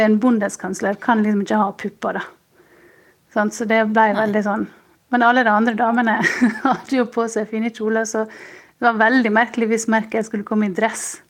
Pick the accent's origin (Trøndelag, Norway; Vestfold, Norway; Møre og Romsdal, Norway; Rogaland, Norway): Møre og Romsdal, Norway; Sjøholt; moved away as an adult; now in Munich, Germany; vi er vokst opp rett ved siden av hverandre og gikk i klasse med Sylvi Listhaug på ungdomsskolen på Sjøholt